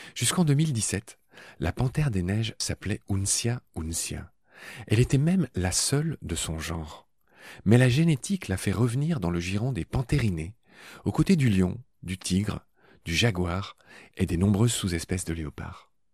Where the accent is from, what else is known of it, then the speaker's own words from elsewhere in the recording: Dieulouard, Grand Est, France; le petit village où j'ai grandi, près de Nancy, dans ma Lorraine natale